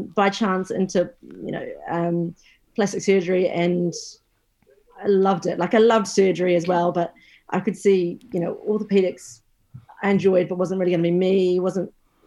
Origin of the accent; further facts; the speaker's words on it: New Zealand; moved away; I'm actually originally from New Zealand